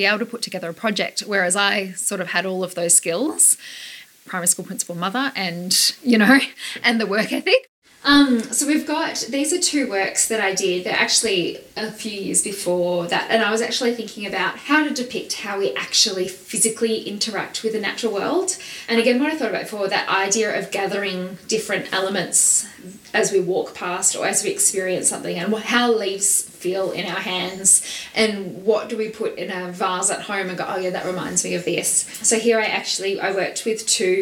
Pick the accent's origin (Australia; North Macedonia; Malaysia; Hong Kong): Australia; Leongatha, Victoria; born or raised there; moved away as an adult; also born or lived in London / Melbourne